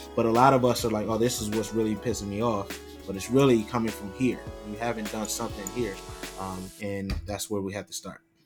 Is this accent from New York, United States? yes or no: yes; Rochester, New York, United States; growing up in Rochester, New York